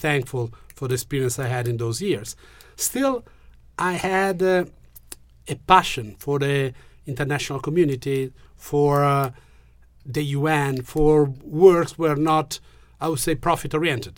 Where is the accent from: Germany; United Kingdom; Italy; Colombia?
Italy; Genoa, Liguria; English is a second language; I'm from Genoa